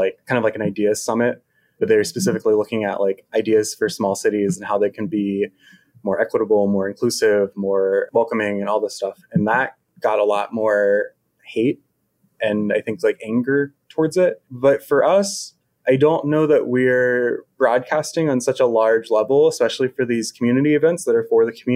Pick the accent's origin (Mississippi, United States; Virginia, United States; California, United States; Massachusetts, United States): Virginia, United States; Richmond; moved away as an adult; now in Charlottesville, United States; I'm from Richmond originally, and Richmond, if they know anything, they know how to throw a good festival. So I grew up going to like tons and tons and tons of festivals